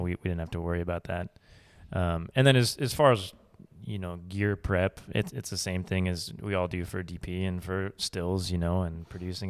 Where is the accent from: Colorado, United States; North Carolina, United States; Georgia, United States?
Colorado, United States; Boulder; now in Austin, United States; I grew up in Colorado